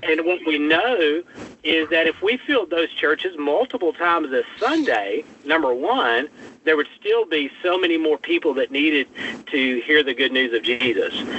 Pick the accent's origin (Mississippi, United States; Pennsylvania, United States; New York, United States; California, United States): Mississippi, United States; North; moved away as an adult; also born or lived in Senatobia, Mississippi; now in New Orleans, United States; from North Mississippi